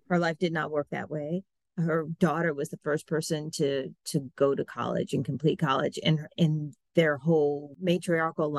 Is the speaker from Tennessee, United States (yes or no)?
yes; Memphis, Tennessee, United States; moved away; I used to tell people I was from Memphis